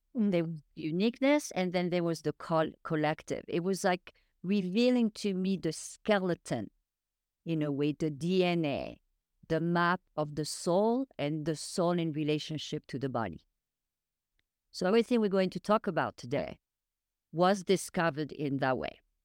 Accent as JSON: {"language": "English", "country": "France", "tie": "born or raised there", "moved": "yes", "said": "I was raised in France"}